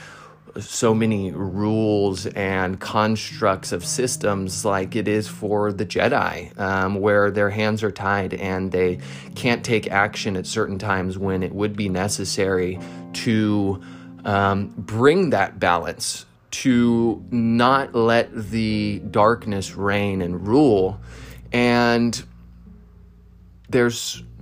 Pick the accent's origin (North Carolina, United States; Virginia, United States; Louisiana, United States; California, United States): California, United States; Modesto; I grew up in Northern California, Modesto, California